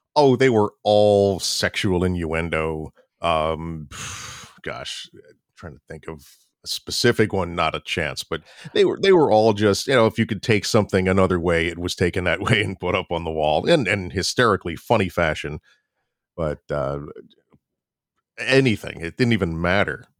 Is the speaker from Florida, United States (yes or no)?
yes; Florida, United States; moved away as an adult; also born or lived in New York; I'm originally from Florida, went, moved up to New York to go to college